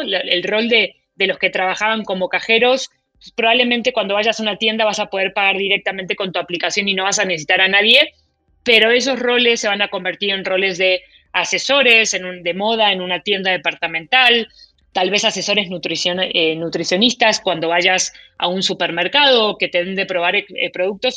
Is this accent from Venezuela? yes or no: no; Argentina; now in Mexico; yo soy argentina, mi esposo es mexicano